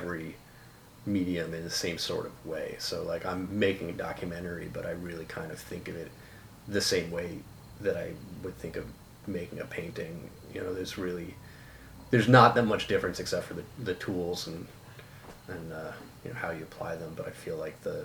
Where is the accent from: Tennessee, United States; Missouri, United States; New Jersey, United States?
New Jersey, United States; Union; was born in 1975 in Union, New Jersey